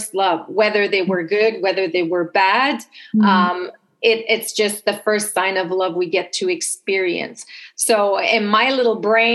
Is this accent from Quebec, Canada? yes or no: yes; Montreal, Quebec, Canada; accent: French Canadian; English is a second language; now in Toronto, Canada; I'm originally from Montreal, but based in Toronto. So if you pick up a little bit of an accent, it's because I am French Canadian